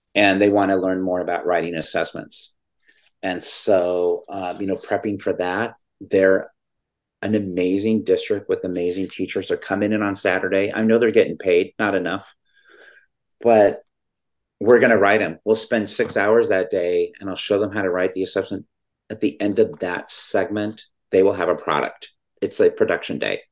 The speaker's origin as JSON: {"language": "English", "region": "California", "country": "United States", "said": "California, my home state"}